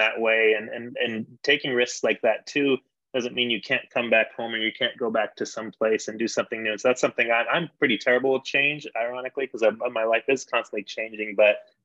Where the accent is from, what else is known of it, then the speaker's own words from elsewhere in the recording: San Diego, California, United States; now in Denver, United States; I was born in Denver, but I grew up in San Diego